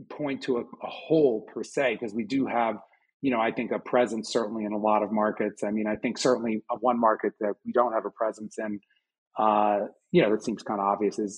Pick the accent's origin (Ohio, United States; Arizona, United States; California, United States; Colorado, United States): Colorado, United States; Boulder; If you look in my hometown of Boulder, it's the same thing, right?